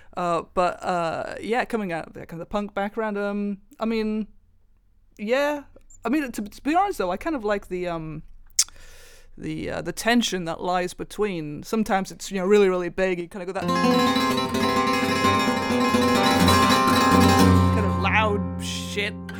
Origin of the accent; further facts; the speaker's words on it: Welsh, Wales, United Kingdom; I am Welsh.